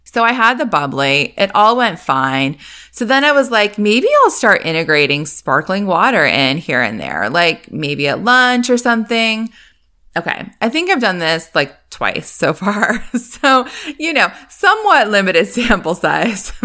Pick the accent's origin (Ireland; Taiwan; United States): United States; Northeast; moved away; I grew up in the Northeast